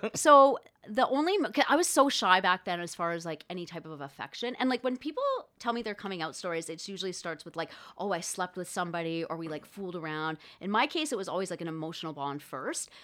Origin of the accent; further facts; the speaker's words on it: Thunder Bay, Ontario, Canada; I grew up in Thunder Bay, Ontario